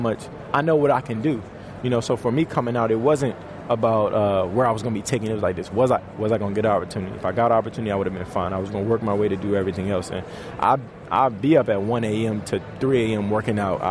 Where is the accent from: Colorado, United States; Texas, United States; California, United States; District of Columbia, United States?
District of Columbia, United States; Washington; moved away; I love going back home to D.C. and play. I literally love going back home to D.C. That's one of my favorite places to play. You know, my hometown, they didn't really even give me a shot